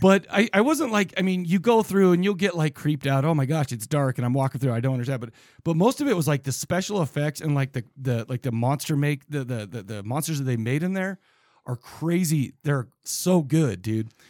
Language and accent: English; Farmington, Utah, United States; I grew up in Farmington, Utah